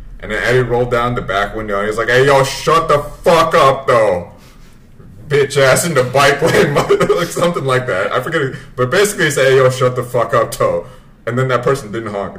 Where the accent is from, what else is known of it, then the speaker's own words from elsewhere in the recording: United States; My parents came over from Vietnam. But we grew up in America